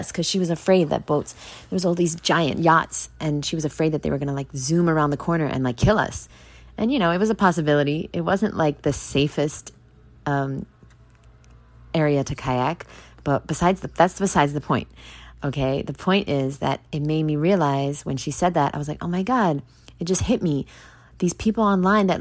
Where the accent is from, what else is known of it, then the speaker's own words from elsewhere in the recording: New York, United States; moved away as an adult; now in Florida, United States; I finally moved and I moved out of the state and I moved away. I moved far away from New York moved to Florida